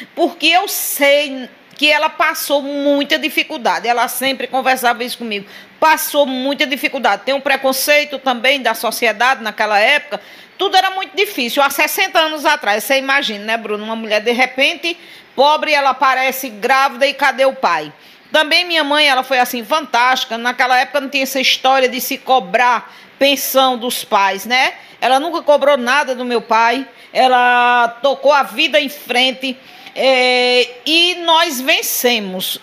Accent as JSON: {"language": "Portuguese", "town": "Sousa", "region": "Paraíba", "country": "Brazil", "tie": "born or raised there", "also_born_or_lived": "São Paulo", "moved": "as an adult", "said": "nasci e me criei aí no Alta Rodoviária"}